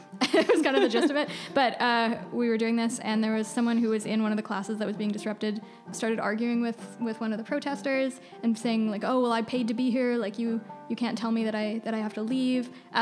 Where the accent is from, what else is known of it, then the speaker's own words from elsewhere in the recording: West Coast, United States; especially growing up on the West Coast, everyone is an environmentalist.